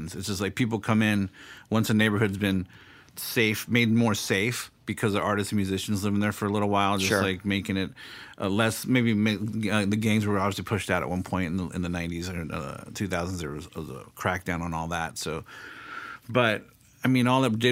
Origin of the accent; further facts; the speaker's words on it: South Bay, California, United States; I'm from the South Bay